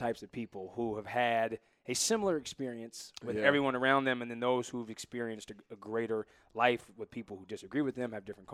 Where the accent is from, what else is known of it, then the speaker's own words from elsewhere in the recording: San Dimas, California, United States; I grew up in San Dimas, a small suburb right outside of Pomona.